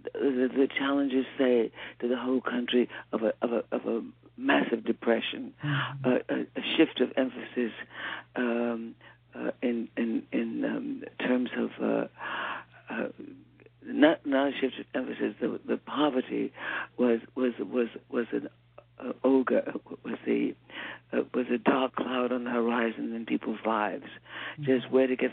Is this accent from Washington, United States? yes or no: no; New York City, New York, United States; also born or lived in Cleveland, Ohio; in Harlem. So I grew up in Harlem